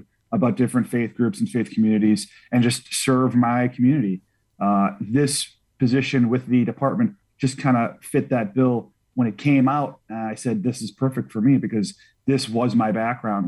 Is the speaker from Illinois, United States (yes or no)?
yes; Chicago, Illinois, United States; I was I was born and raised in the city. I went to Queen of All Saints growing up.